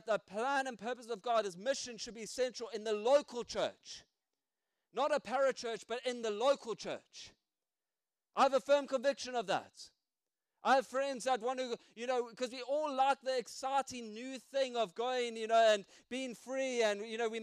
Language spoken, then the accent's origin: English; South Africa; now in United Kingdom; I still got my accent